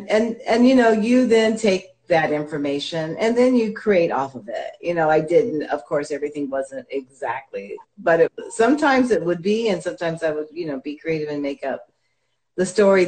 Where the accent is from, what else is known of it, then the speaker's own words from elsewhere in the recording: the South, United States; I was born in the South